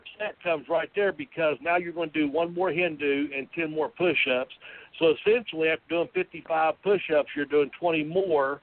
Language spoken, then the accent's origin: English; Nashville, Tennessee, United States; I'm from Nashville